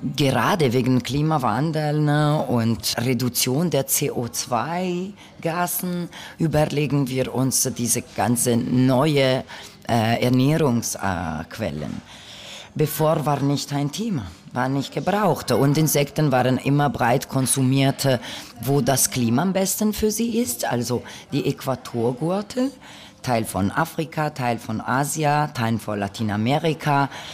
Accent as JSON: {"language": "German", "region": "northern Italy", "country": "Italy", "moved": "yes", "lives_now": "Berlin, Germany", "said": "ich komme aus Norditalien"}